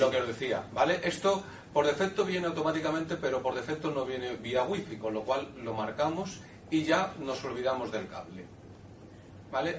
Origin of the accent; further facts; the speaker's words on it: Seville, Andalusia, Spain; soy de Sevilla